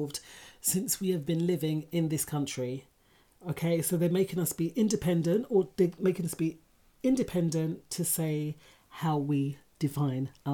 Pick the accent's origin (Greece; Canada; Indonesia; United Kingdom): United Kingdom; I'm not English. I don't even say that I'm Jamaican. I'm more say that I'm UK Black.